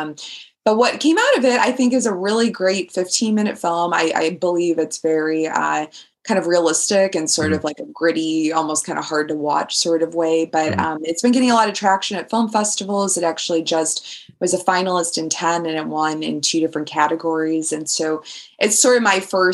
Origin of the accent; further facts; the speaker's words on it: Chicago, Illinois, United States; now in London, United Kingdom; growing up in Chicago